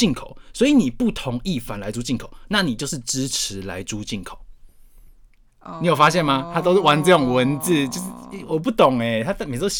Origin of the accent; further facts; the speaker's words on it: Taoyuan, Taiwan; Hello，我桃园人要批评你喽。